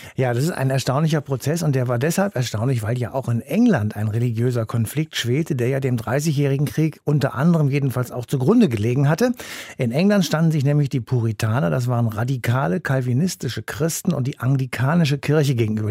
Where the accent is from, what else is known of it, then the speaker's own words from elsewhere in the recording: Germany; bei uns in Deutschland